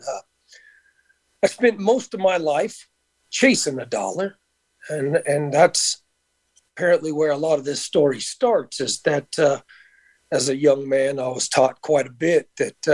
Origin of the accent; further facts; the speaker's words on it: Conyers, Georgia, United States; moved away as an adult; now in Las Vegas, United States; I'm originally from Atlanta, Georgia, actually just a little bit outside Atlanta in a place called Conyers